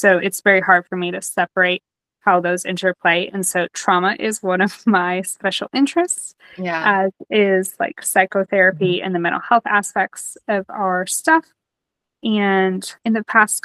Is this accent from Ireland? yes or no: no; Nashville, Tennessee, United States; moved away as an adult; also born or lived in Detroit, Michigan / North Carolina / Cleveland, Ohio; I was born in Detroit, but I moved to the South when I was about 10. And I was raised in the Nashville area